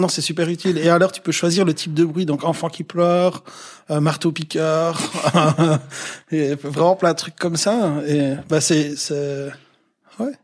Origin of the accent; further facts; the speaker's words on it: Liège region, Wallonia, Belgium; juste un gars de la région euh, liégeoise